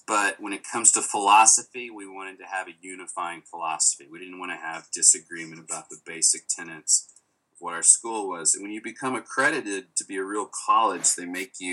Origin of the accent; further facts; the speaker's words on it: Little Rock, Arkansas, United States; moved away; I come from Little Rock, Arkansas. And they do have improv now, but when I was growing up, they certainly did not